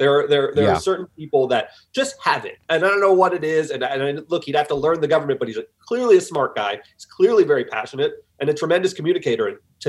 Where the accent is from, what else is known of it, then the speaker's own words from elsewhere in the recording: East Coast, United States; I didn't grow up in Los Angeles, and Vin Scully means a lot to me. I'm from the East Coast